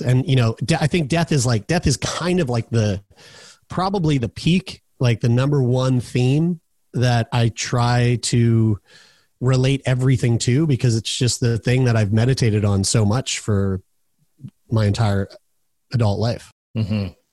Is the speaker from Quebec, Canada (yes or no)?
no; Halifax, Nova Scotia, Canada; also born or lived in Newfoundland; moved to here, where I'm at right now, Halifax, Nova Scotia, which is my, my hometown